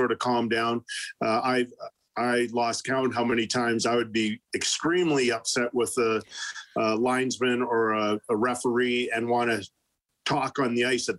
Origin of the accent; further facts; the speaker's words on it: Winnipeg, Manitoba, Canada; moved away; a kid growing up in Elmwood